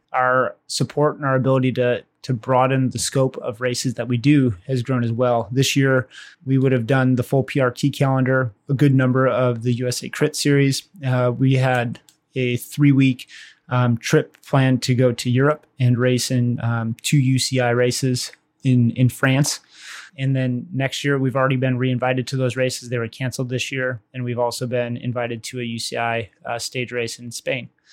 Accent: Waukesha, Wisconsin, United States; I'm from Wisconsin, uh, Waukesha, Wisconsin

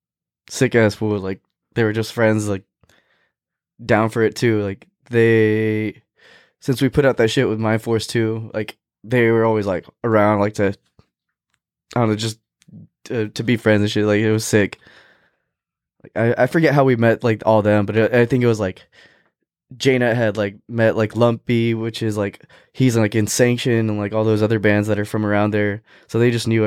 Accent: West Coast, United States; I'm from the West Coast, like I don't see snow at all

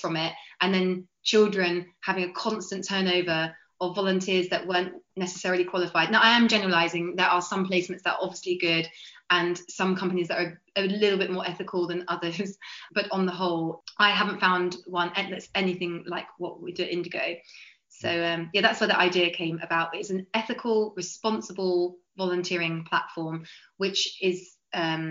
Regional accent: Clacton-on-Sea, East of England, United Kingdom; also born or lived in Greece / Serbia / Bosnia and Herzegovina / Samos; I'm from Clacton-on-Sea in Essex. So I live like a 2-minute walk from the sea

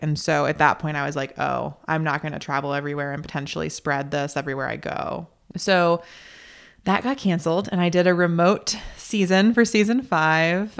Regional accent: North Carolina, United States; also born or lived in Chicago; now in Nebraska, United States; I grew up in North Carolina. I'm now living in Nebraska

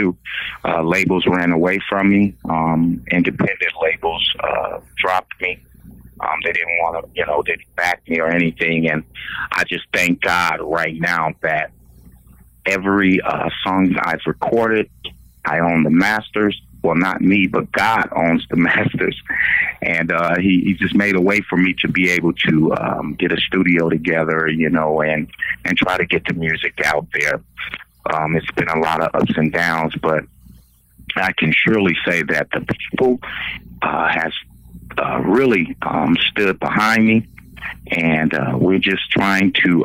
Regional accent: Flint, Michigan, United States; now in Oklahoma, United States; I am originally from Flint, Michigan, where the water crisis is kind of going crazy

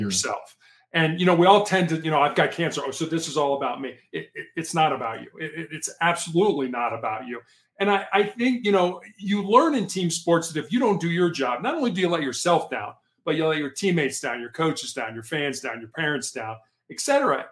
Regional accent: Chicago, Illinois, United States; also born or lived in Charleston, South Carolina; I, I was uh, born and raised in Chicago

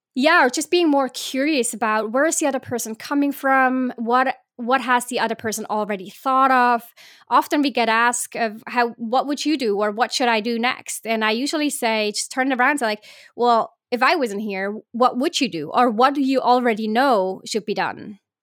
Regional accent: Switzerland; I was born in Switzerland

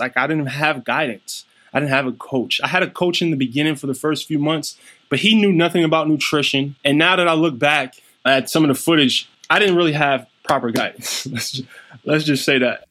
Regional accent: New York City, New York, United States; also born or lived in Germany; I grew up in Brownsville, Brooklyn

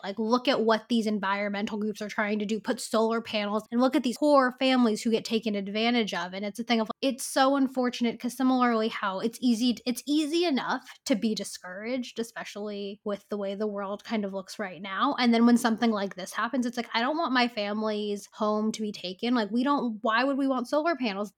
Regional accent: Bay Area, California, United States; I grew up in the Bay Area

